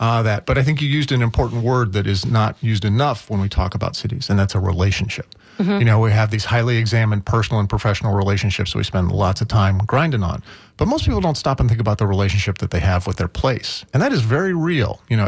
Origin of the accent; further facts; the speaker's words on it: Midwest, United States; And I think there's a certain attitude about being a Midwesterner. Certainly, you know, we tend to be polite there. You get, you know, your accent, you know, and all that.